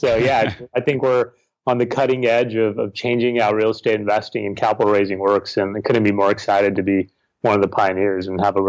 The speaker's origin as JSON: {"language": "English", "region": "California", "country": "United States", "tie": "born or raised there", "also_born_or_lived": "Sacramento region, California / San Francisco, California", "said": "I'm from San Francisco. I've been here for a while, but I actually grew up in California, born and raised, spent time in various parts of California, including the Sacramento region, and in San Francisco now for a while."}